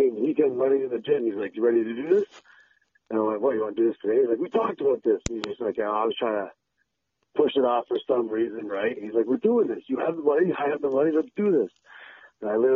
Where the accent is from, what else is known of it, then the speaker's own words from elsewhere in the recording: Windsor, Ontario, Canada; I was born and raised in Windsor